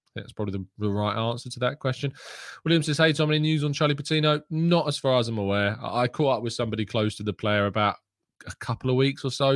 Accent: England, United Kingdom; I am English

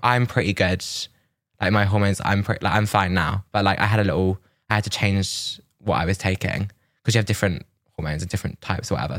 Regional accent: Milton Keynes, South East England, United Kingdom; now in London, United Kingdom; I was from Milton Keynes

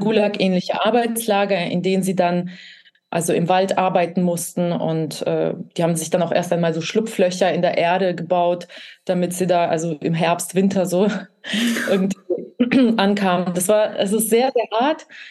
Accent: Kazakhstan; first language Russian; German is a second language; now in Germany; ich bin dort geboren

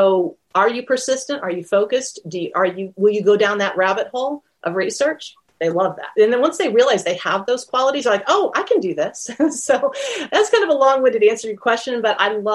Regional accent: United States

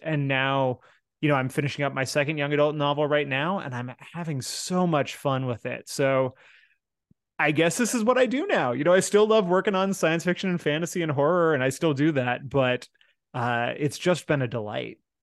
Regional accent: Seattle, Washington, United States; my hometown

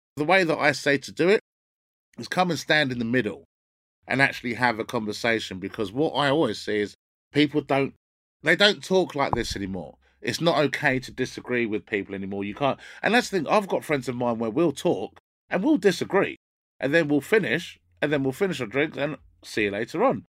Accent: London, United Kingdom; where I grew up in North London wasn't very mixed at all

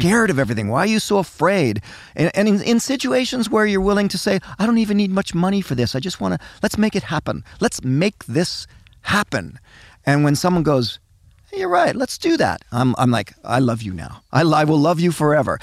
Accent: Canada; I'm, I'm a passionate Canadian. I love being Canadian.

